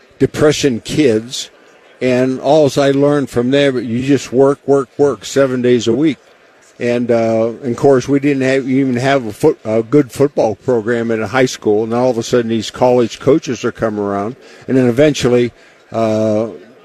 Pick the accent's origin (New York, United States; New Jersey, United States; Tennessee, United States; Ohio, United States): Ohio, United States; Warren; moved away as an adult; also born or lived in Denver, Colorado; I'm from Warren Youngstown area.